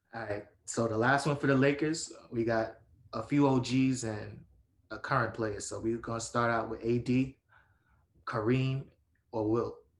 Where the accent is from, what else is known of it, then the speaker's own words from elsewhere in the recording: New York City, New York, United States; my hometown arena